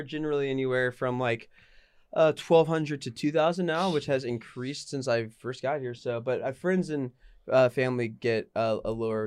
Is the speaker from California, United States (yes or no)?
no; North Carolina, United States; also born or lived in New York; now in Los Angeles, United States; I have family from New York, but I'm originally from North Carolina, so I'm a North Carolina boy at heart